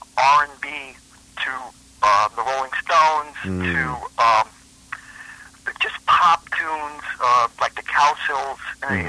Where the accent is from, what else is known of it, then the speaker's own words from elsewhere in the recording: New York City, New York, United States; I grew up in Brooklyn, New York. Mm-hmm. And I basically, came out into Manhattan at an early age.